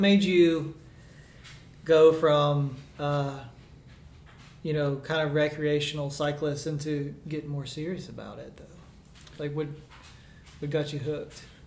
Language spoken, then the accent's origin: English; Birmingham, Alabama, United States; moved away as an adult; also born or lived in Washington, D.C.; I moved down from Washington D.C. to Birmingham, or back home rather